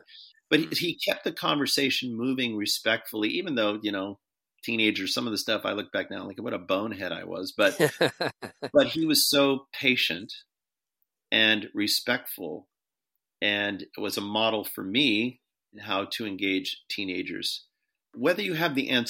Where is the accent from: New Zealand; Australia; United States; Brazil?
United States; as American Christians